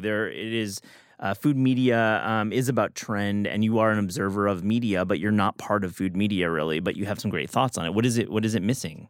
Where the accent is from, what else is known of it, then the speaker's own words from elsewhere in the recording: Michigan, United States; I'm from Michigan